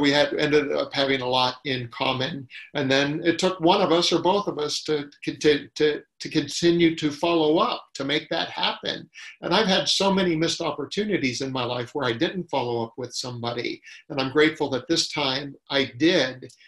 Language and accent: English; Ohio, United States; now in California, United States; when I grew up in Ohio, you know, you knew everybody uh, on your street